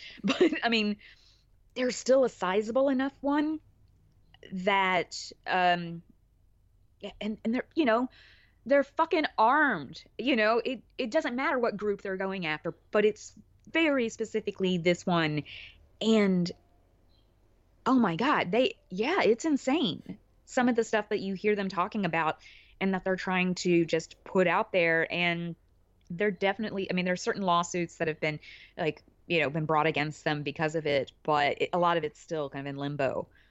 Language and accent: English; Alabama, United States; where I grew up in Alabama, actually had a pretty sizable Catholic population.